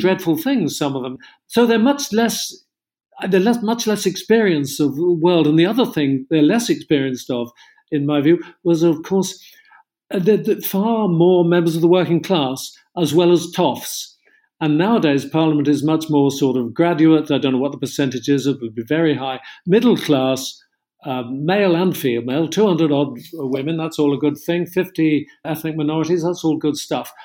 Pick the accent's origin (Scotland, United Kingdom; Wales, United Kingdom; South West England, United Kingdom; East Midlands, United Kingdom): South West England, United Kingdom; Cornwall; I come from Cornwall